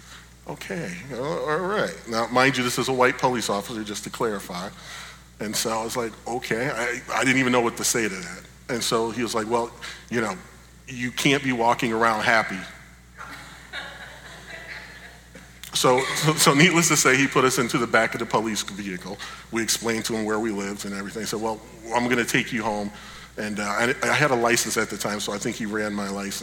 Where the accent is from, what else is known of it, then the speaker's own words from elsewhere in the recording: Buffalo, New York, United States; we grew up in Buffalo, New York